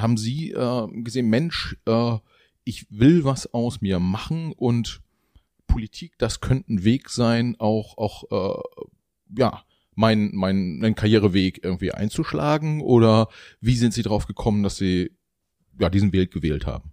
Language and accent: German; Mecklenburg-Vorpommern, Germany; ich bin ja auch Mecklenburger, so wie Sie